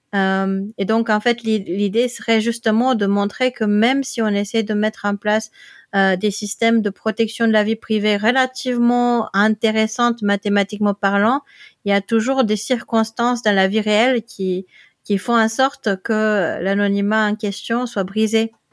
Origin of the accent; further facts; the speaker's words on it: Netherlands; now in Limoges, France; je viens des Pays-Bas